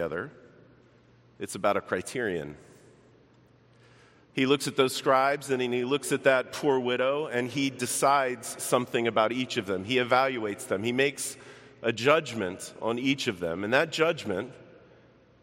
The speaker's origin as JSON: {"language": "English", "town": "Baltimore", "region": "Maryland", "country": "United States", "tie": "born or raised there", "moved": "as an adult", "lives_now": "Chicago, United States", "said": "I grew up in Baltimore. I only lived there about 18 years or so of my life"}